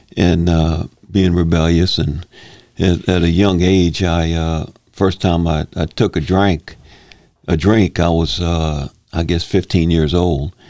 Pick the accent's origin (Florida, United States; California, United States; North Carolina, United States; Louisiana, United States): Louisiana, United States; Slidell; I'm born and raised here in Slidell.